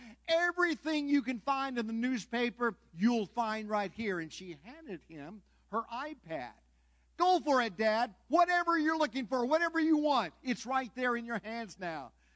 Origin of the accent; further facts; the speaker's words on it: Southern California, United States; moved away; I'm from Southern California